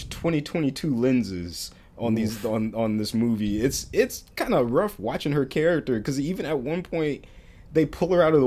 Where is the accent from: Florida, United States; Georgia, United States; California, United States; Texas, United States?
Florida, United States; moved away; all three of us are from Florida. We're all Florida people